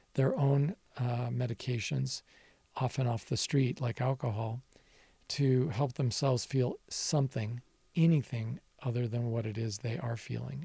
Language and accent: English; Nevada, United States; as a younger person growing up in my home state of Nevada